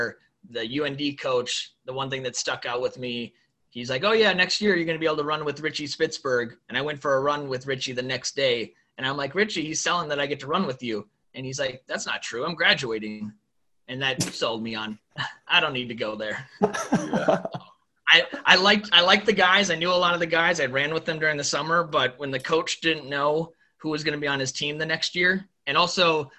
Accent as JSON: {"language": "English", "town": "Thompson", "region": "North Dakota", "country": "United States", "tie": "born or raised there", "also_born_or_lived": "Austin, Texas", "moved": "as an adult", "lives_now": "Twin Cities, United States", "said": "I loved growing up in North Dakota and loved every second of it"}